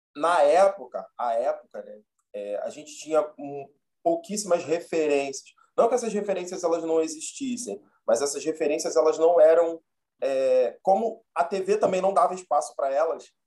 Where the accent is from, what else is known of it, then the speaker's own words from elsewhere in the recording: Rio de Janeiro, Brazil; eu nasci e fui criado em Bom Sucesso, na zona norte do Rio.